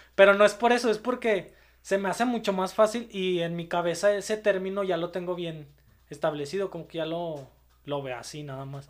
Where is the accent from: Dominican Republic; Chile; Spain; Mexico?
Mexico; pues no soy colombiano, soy mexicano.